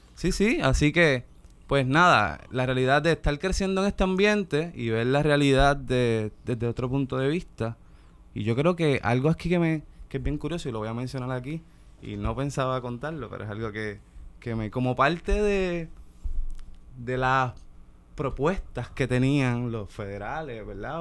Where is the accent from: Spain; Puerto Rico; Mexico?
Puerto Rico; Ponce; me crié ahí, en, en Lirios del Sur. Y pues nada, es un, la playa de Ponce